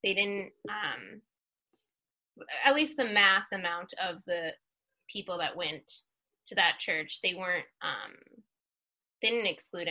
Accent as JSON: {"language": "English", "town": "Wells", "region": "Maine", "country": "United States", "tie": "born or raised there", "said": "Well, I'm from a small town called Wells, which is also kind of, you share in Maine because the communities are so small, you kind of share towns. So Wells and Ogunquit are kind of a group."}